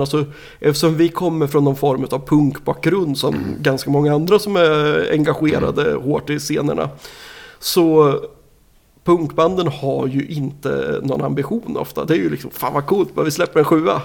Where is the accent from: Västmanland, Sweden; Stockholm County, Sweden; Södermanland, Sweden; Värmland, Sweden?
Södermanland, Sweden; Nyköping; also born or lived in Umeå; now in Linköping, Sweden; jag kommer ju ursprungligen från Nyköping